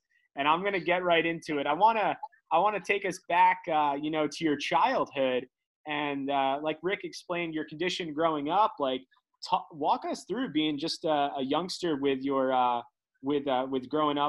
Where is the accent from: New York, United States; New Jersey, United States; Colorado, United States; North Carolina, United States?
New Jersey, United States; growing up in New Jersey